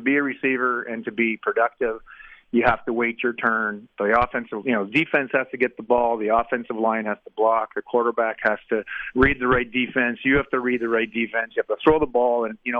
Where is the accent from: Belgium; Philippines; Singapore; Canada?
Canada; also born or lived in United States; I was born, raised in Canada, did everything I spent 4 years in the States going to school